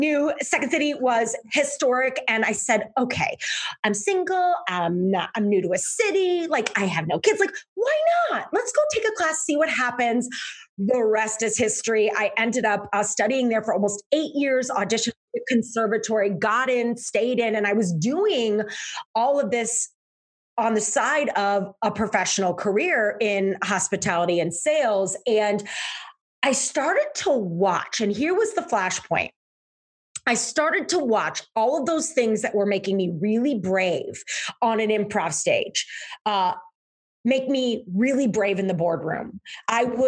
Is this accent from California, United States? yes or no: no; St. Louis, Missouri, United States; moved away as an adult; now in Chicago, United States; I am born and raised in St. Louis, Missouri, moved up to Chicago